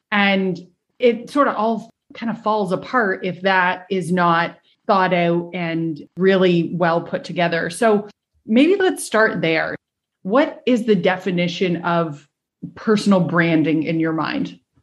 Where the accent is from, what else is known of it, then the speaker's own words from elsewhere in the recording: Canada; we're both Canadian.